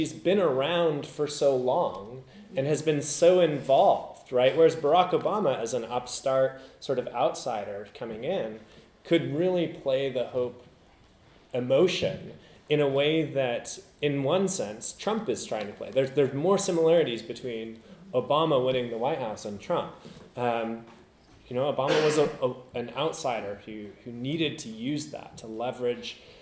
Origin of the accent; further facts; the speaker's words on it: United States; As an American